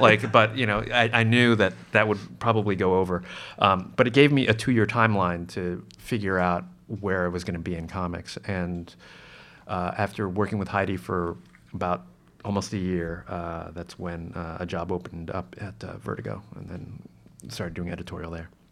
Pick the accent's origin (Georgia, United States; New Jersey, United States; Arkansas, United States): New Jersey, United States; I grew up in Jersey